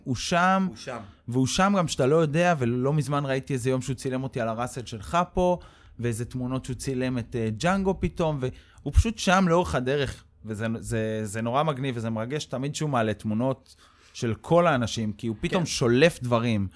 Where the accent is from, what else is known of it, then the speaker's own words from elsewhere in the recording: Mikhmoret, Central District, Israel; also born or lived in France; גדלתי במכמורת